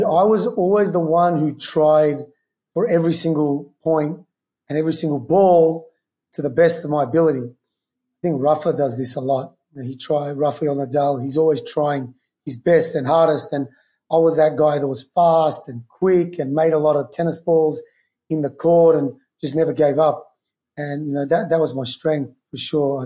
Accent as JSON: {"language": "English", "town": "Melbourne", "region": "Victoria", "country": "Australia", "also_born_or_lived": "New York", "moved": "yes", "lives_now": "Los Angeles, United States", "said": "I'm from Melbourne, where kind of Australian football started"}